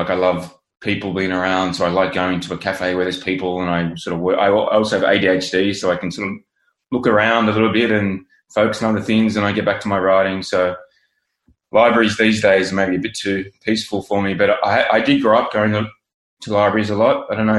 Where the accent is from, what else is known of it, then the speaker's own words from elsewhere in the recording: Sydney, New South Wales, Australia; accent: Australian; moved away as an adult; now in The Hague, Netherlands; So as you can probably tell from my accent, I'm Australian. I'm from Sydney. Grew up there. About 10 and a half years ago, I moved to The Hague in the Netherlands to work for the United Nations.